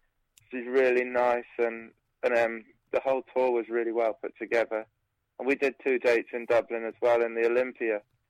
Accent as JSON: {"language": "English", "town": "Shrewsbury", "region": "West Midlands", "country": "United Kingdom", "said": "I'm from England, in a little town called Shrewsbury in Shropshire."}